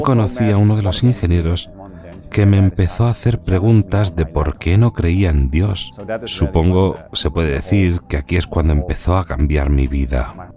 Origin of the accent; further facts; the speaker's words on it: northern Netherlands, Netherlands; now in Ireland; Nací y crecí en los Países Bajos.